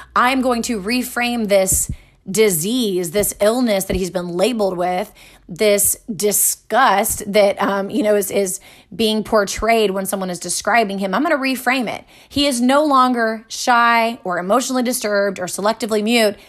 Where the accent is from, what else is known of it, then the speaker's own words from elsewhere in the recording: Texas, United States; I grew up here in Texas, right, in America.